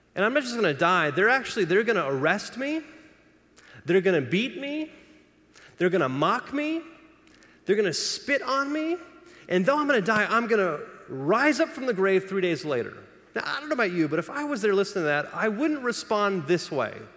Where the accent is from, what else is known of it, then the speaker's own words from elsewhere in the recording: Los Angeles, California, United States; I grew up in Los Angeles